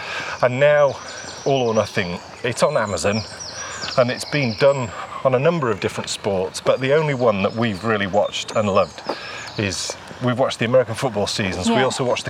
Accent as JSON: {"language": "English", "region": "England", "country": "United Kingdom", "said": "we are two English people in the north of England"}